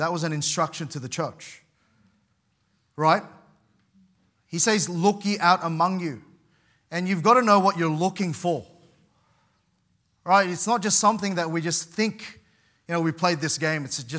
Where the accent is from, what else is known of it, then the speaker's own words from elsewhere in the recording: Sydney, New South Wales, Australia; part of the church that I grew up in particularly in Sydney